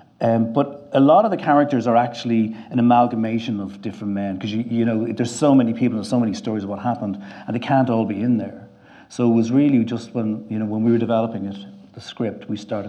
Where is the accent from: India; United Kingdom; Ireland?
Ireland; being Irish